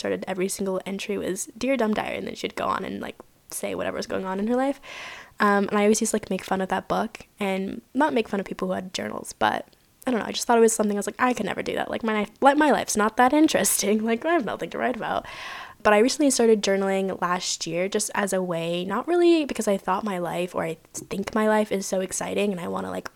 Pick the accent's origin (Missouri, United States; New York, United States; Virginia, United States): Virginia, United States; moved away as an adult; now in San Diego, United States; I'm not originally from California. I'm originally from Virginia. That's where I graduated high school.